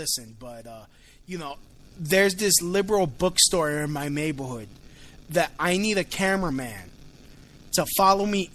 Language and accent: English; New York City, New York, United States; I'm from Williamsburg, Brooklyn. Which is, as you may or may not know, is a very hipster.